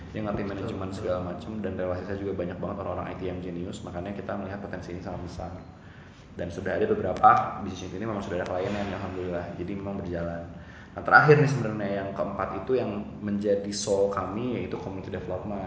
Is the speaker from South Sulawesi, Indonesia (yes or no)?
no; Bandung, West Java, Indonesia; Orang asli Bandung, lahir di Bandung